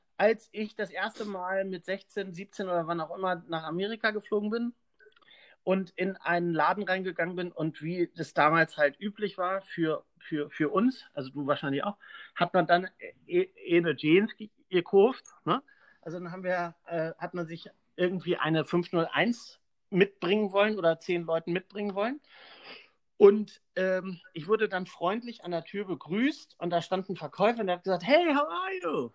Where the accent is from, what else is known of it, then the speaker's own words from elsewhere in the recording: Pönitz, Schleswig-Holstein, Germany; moved away as an adult; also born or lived in Bad Oldesloe; now in Kiel, Germany; aufgewachsen bin ich in Pönitz